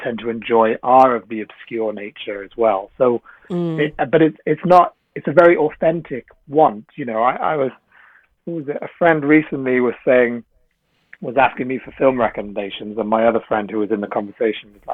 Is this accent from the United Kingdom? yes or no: yes; South Wales, United Kingdom; moved away as an adult; also born or lived in London / Sri Lanka (family); I come from a Sri Lankan family, but I was brought up in South Wales, and then I moved to London when I went to university.